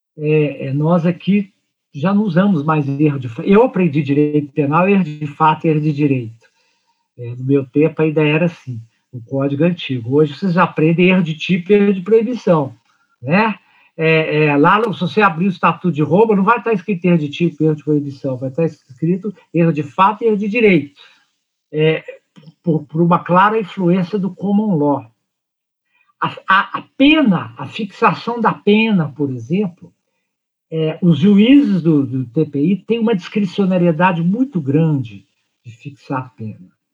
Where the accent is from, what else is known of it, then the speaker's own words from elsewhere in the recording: Brazil; somos nacionais, somos brasileiros e brasileiras